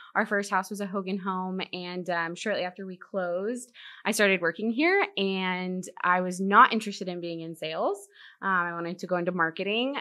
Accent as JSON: {"language": "English", "town": "Virginia Beach", "region": "Virginia", "country": "United States", "tie": "born or raised there", "also_born_or_lived": "Dallas, Texas", "moved": "yes", "lives_now": "Corpus Christi, United States", "said": "I was born in Dallas, but I grew up in Virginia, Virginia Beach"}